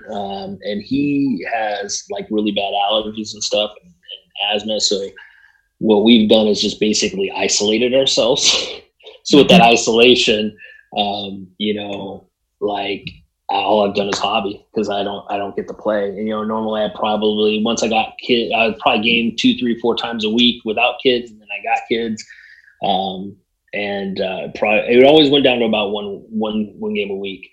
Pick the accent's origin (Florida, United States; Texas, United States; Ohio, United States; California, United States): California, United States; Southern; now in Arizona, United States; I grew up in Southern California, we now both live in Arizona